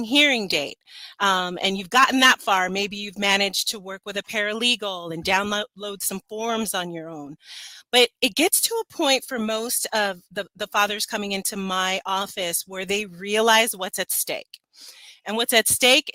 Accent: Los Angeles, California, United States; The neighborhood I grew up in is Los Feliz, which is right close

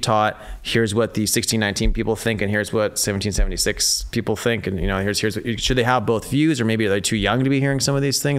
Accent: Fremont, California, United States; also born or lived in San Francisco; there was a 2-year-old that was shot on the plate in Fremont, where I'm from.

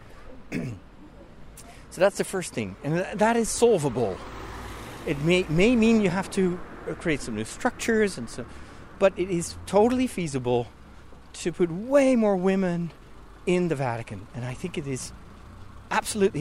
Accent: Netherlands; moved away; I'm from the Netherlands

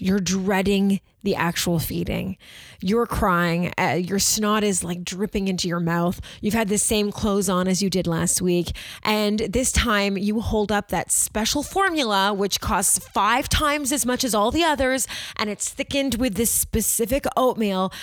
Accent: Toronto, Ontario, Canada; we're from Toronto.

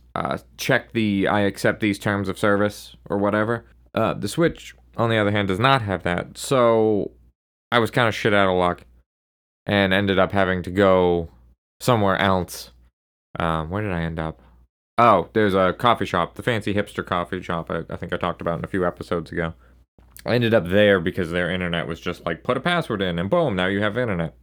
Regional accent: Maine, United States; my home state of Maine

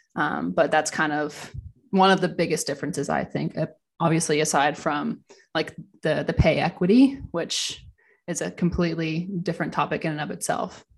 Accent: Ranford, Ontario, Canada; moved away as an adult; now in Germany; I'm originally from Ranford, Ontario. So I, I grew up there

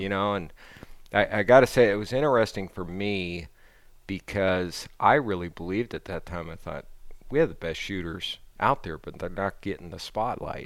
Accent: Southern California, United States; I grew up in Southern California

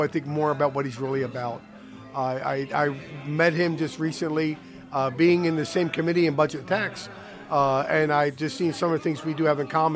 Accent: Baltimore, Maryland, United States; being raised in the Baltimore area

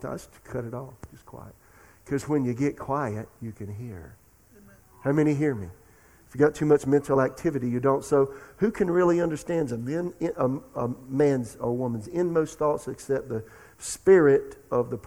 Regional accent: Florence, South Carolina, United States; The pastor of the church in my hometown, Florence, South Carolina, was Carl Morris

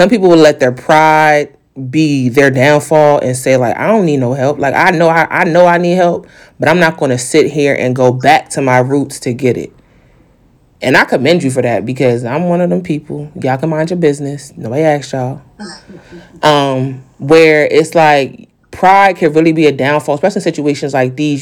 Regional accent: New York, United States; I'm a New Yorker

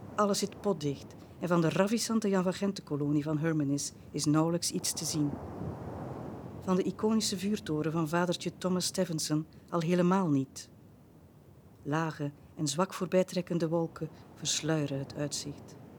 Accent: Bruges, Flanders, Belgium; ik ben een Bruggeling

